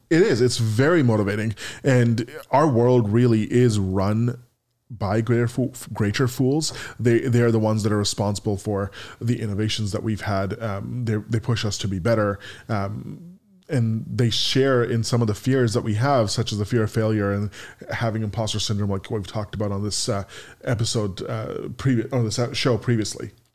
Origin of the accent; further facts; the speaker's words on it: Canada; in my hometown or my home country of Canada